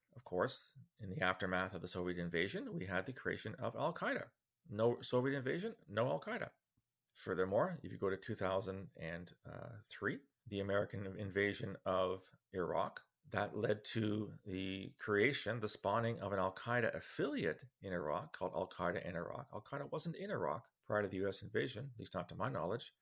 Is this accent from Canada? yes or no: yes; Ottawa, Ontario, Canada; I am from Ottawa